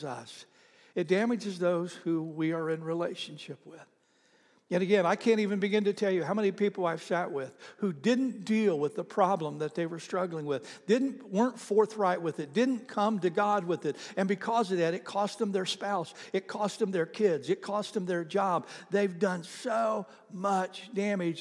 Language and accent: English; Oklahoma, United States; I'm from Oklahoma